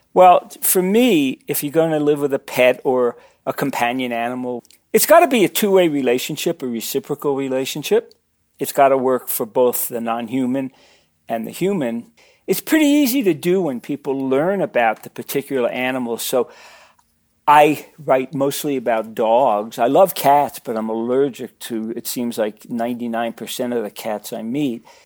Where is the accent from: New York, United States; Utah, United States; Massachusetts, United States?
New York, United States; New York City; I grew up in Brooklyn